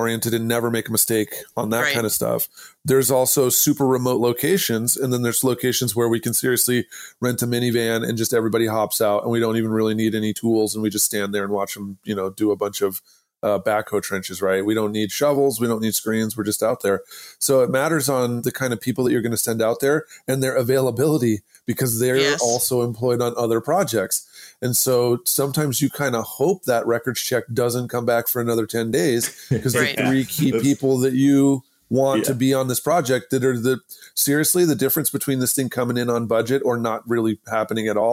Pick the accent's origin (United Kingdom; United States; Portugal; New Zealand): United States; Idaho; I'm from Idaho